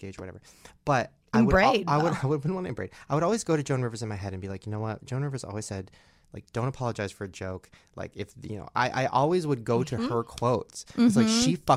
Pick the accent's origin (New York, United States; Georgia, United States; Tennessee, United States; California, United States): California, United States; Long Beach; I grew up in Long Beach.